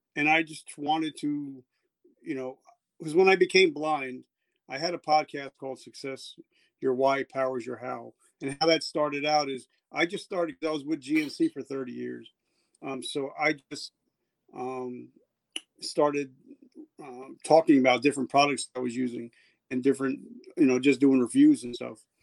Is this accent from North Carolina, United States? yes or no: no; New Jersey, United States; also born or lived in South Carolina; I'm from New Jersey, and where I'm sitting right now, where I'm overlooking where the Twin Towers once stood